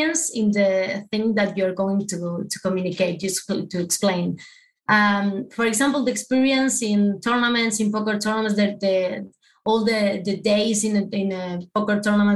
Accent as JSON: {"language": "English", "country": "Argentina", "first_language": "Spanish", "second_language": "English", "said": "I'm from Argentina, so you know we speak Spanish."}